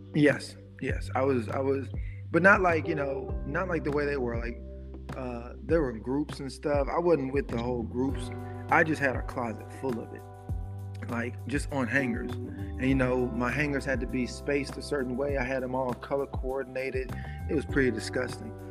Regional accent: Memphis, Tennessee, United States; I'm from Memphis, you know, so where I'm from, you either have a good job or you you're hustling or you're just broke.

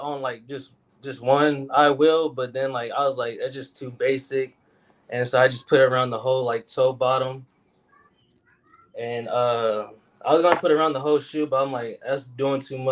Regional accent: Des Moines, Iowa, United States; I'm from Des Moines

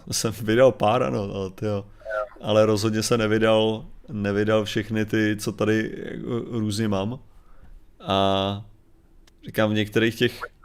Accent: Sokolov region, Karlovy Vary Region, Czechia; většina z nás byla, jsme, že jo, ze Sokolovská

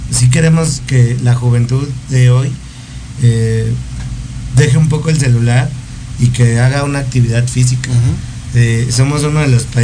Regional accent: Durango, Mexico; de Durango.

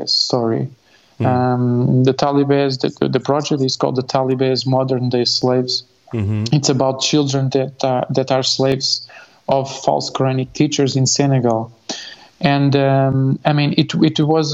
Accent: Lisbon, Portugal; So I was born in Lisbon, in Portugal. I studied in Lisbon Center, but I lived in the suburbs

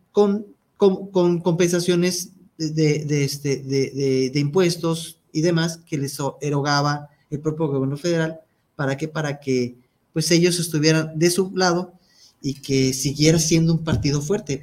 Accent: Mexico; De nosotros como mexicanos, y me incluyo, como mexicano que soy

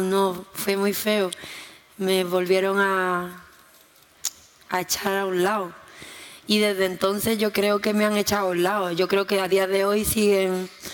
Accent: Jerez de la Frontera, Andalusia, Spain; Si yo nací en Jerez

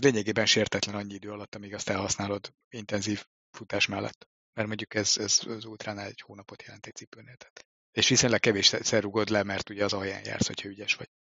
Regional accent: Hungary

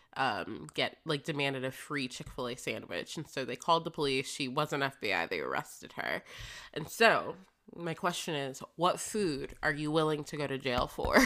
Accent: Florida, United States; moved away; a Floridian living somewhere cold

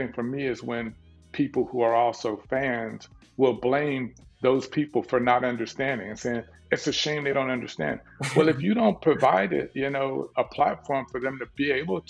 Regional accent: Dallas, Texas, United States; growing up in South Dallas, you know, in Texas

